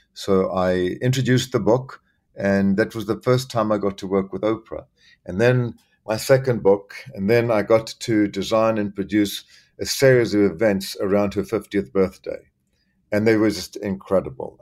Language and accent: English; South Africa; moved away as an adult; also born or lived in Zambia / Los Angeles, United States / Miami, United States; now in New York, United States; I was born in Central Africa, Zambia, uh, where I spent my early childhood, and then lived in South Africa